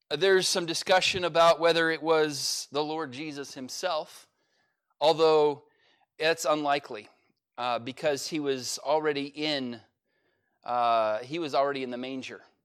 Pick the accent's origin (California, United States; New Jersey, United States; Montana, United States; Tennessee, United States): California, United States; now in Oklahoma, United States; I'm from California